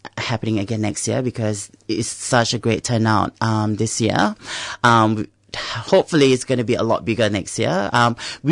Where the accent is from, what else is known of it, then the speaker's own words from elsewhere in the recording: Singapore; now in Melbourne, Australia; I come from Singapore.